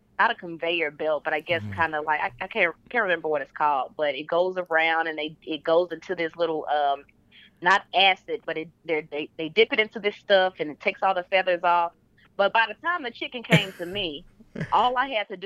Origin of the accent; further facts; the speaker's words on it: Pine Bluff, Arkansas, United States; moved away as an adult; now in Dallas, United States; I was born and raised in Pine Bluff, Arkansas, population of about 2.